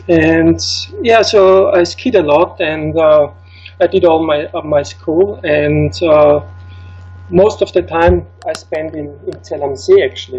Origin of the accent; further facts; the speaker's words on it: Schwechat, Lower Austria, Austria; moved away; I actually wasn't born in a ski town. I was born in a small town close to Vienna, which is called Schwechat, which is really close to the airport, so a quite industrial city, you can say.